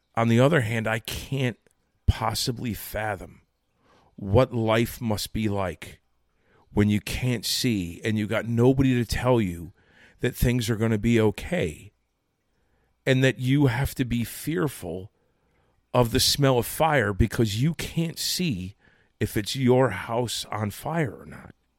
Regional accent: Connecticut, United States; now in New Jersey, United States; I was born and raised in Connecticut

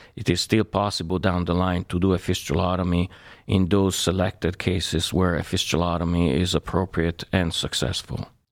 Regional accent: Italy; moved away as an adult; now in United States; I was born in Italy and I went to medical school there.

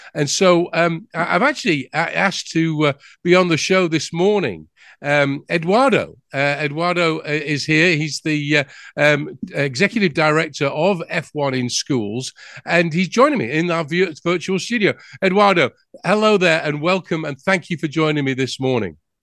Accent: England, United Kingdom; now in United States; I'm from England. You might have guessed that by the accent.

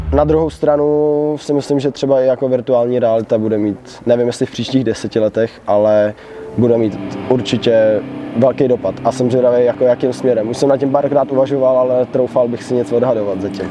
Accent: Pardubice, Pardubice Region, Czechia; my jsme z Pardubic

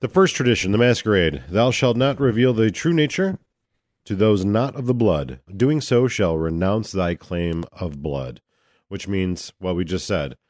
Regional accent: United States; I'm an American sightseer

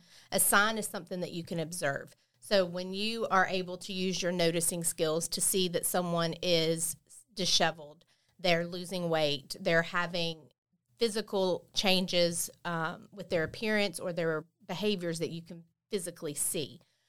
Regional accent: Bay County, Florida, United States; I was born and raised here in Bay County

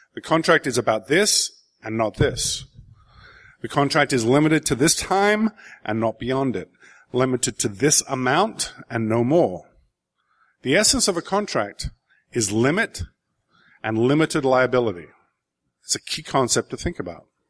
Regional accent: England, United Kingdom; growing up in England in the seventies

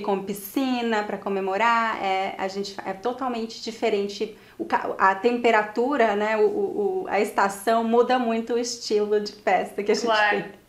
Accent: Teresina, Piauí, Brazil; moved away; also born or lived in São Paulo; minha cidade natal, Teresina

